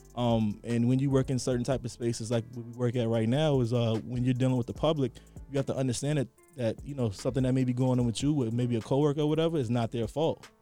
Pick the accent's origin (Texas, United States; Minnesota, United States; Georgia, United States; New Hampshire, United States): Georgia, United States; Atlanta; also born or lived in New York; growing up in Atlanta